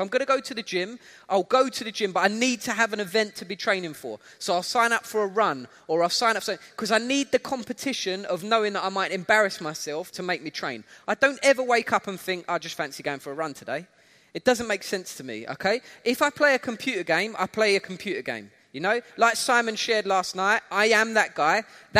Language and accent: English; United Kingdom; accent: UK; I think I've still kept my UK accent, but everybody keeps telling me I sound a little bit South African now.